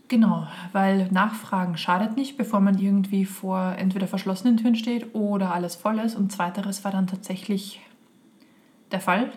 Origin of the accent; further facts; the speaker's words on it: Austria; moved away; In mein Heimatland